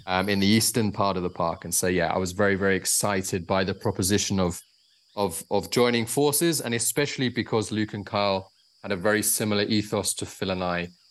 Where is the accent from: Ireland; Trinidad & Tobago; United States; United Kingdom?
United Kingdom; moved away; also born or lived in Zambia; I'm actually from the UK originally